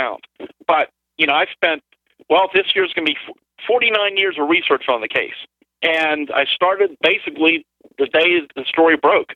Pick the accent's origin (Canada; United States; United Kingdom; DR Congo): United States; Greensburg, Pennsylvania; my hometown, over the city of Greensburg